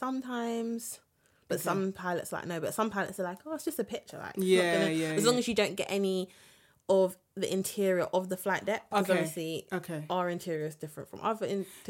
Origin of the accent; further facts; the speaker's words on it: London, United Kingdom; obviously I'm from London